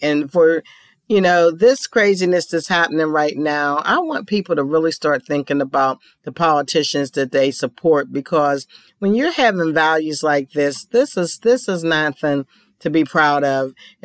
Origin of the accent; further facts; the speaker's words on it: Pittsburgh, Pennsylvania, United States; moved away; my hometown of Pittsburgh to visit family and friends